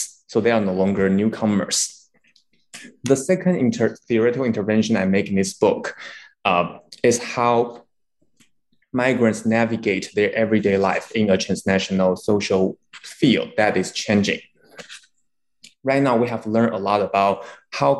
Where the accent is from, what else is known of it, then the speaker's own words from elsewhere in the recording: Taiwan; moved away; also born or lived in United States / Hong Kong; I'm originally from Taiwan